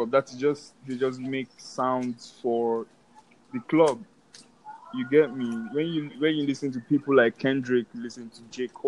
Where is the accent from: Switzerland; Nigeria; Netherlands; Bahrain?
Nigeria; I make hip hop. I'm from Nigeria, and my sound is really what everyone in the world should be able to bump to.